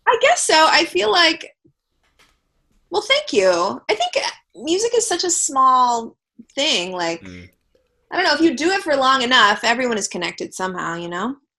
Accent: Los Angeles, California, United States; I'm from LA, born and raised

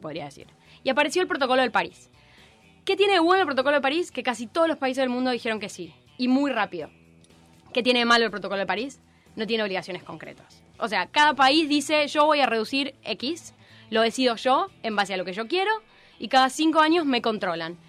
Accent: Argentina

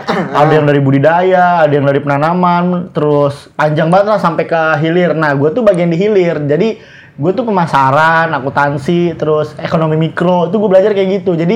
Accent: Kalianda, Lampung, Indonesia; born there; gue lahir di Kalianda, boy Lampung Selatan.

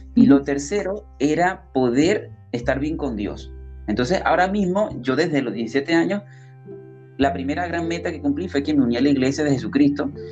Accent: Venezuela; moved away as an adult; now in Lima, Peru; yo soy venezolano. Actualmente, bueno, estoy residenciado en Lima, Perú, ya hace tres años ya

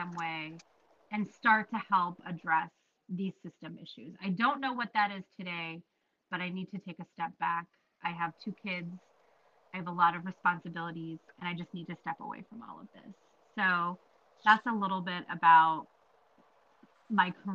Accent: United States; I was born and raised here in the United States

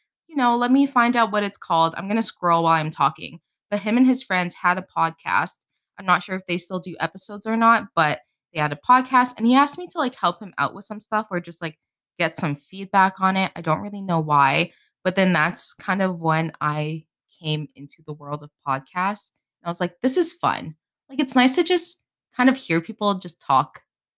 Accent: Northeast, United States; Yeah, so I'm from the Northeast. We're both from the Northeast.

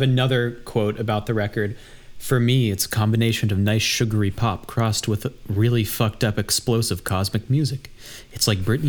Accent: Silver Spring, Maryland, United States; accent: Silver Spring; my Silver Spring accent

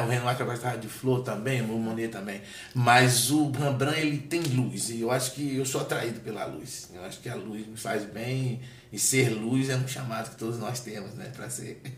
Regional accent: Salvador, Bahia, Brazil; moved away as an adult; also born or lived in Alagoinhas, Bahia, Brazil; now in Brasília, Brazil; Salvador, né, onde eu cresci

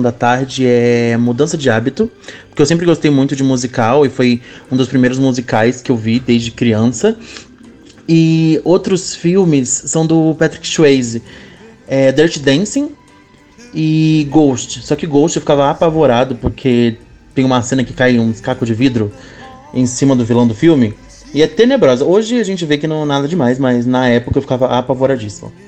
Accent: Barueri, São Paulo, Brazil; eu sou de Barueri

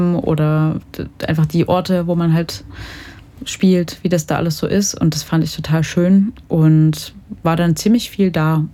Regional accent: Jonsdorf, Saxony, Germany; also born or lived in Dresden / Lucerne; now in Leipzig, Germany; Ich komme ursprünglich aus der Oberlausitz, so aus dem Dreiländereck Polen, Tschechien, Deutschland, wirklich sehr weit im Osten, mhm. aus einem kleinen Dorf, Jonsdorf. Und ja, da bin ich ein paar Jahre aufgewachsen, aber auch ein paar Jahre in Dresden.

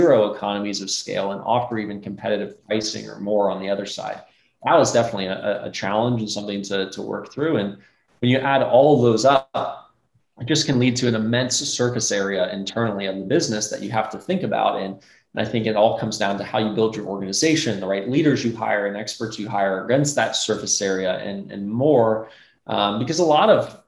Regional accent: Atlanta, Georgia, United States; I grew up in Atlanta

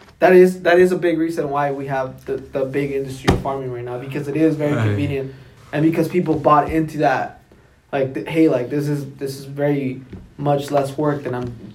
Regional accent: South Carolina, United States; We're from Southern Carolina

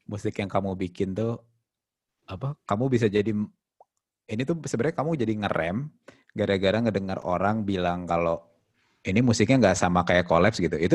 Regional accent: Bandung, West Java, Indonesia; saya memperkenalkan diri kayaknya kan sebagai uh, lahir dan tumbuh di Bandung gitu

